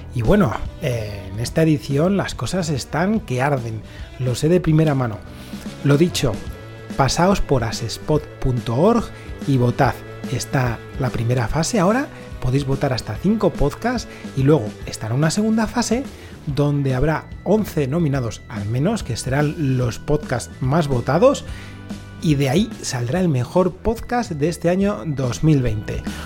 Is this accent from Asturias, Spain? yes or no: no; Palencia, Castile and León, Spain; yo vivía en Palencia